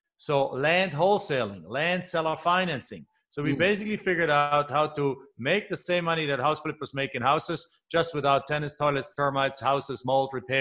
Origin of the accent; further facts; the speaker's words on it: Germany; moved away as an adult; also born or lived in Phoenix, Arizona; now in United States; I'm originally from Germany, came here over about 23 years ago already.